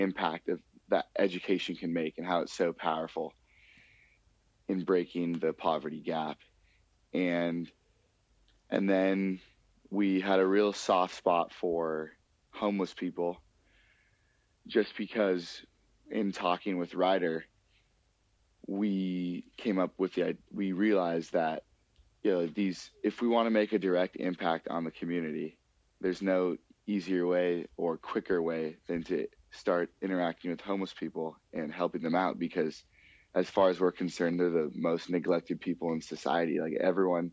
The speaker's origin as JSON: {"language": "English", "town": "Los Angeles", "region": "California", "country": "United States", "tie": "born or raised there", "also_born_or_lived": "Manhattan Beach, California", "said": "we grew up in Los Angeles, and we went to high school in Los Angeles"}